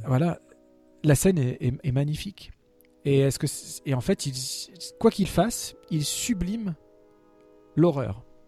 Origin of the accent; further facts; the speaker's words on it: France; en tant que Français